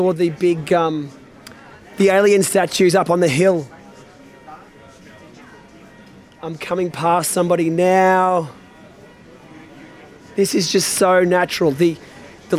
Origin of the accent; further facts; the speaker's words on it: Australia; As an Aussie